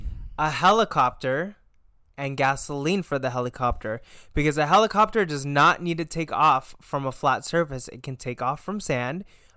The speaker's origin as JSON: {"language": "English", "country": "United States", "said": "us Americans out here."}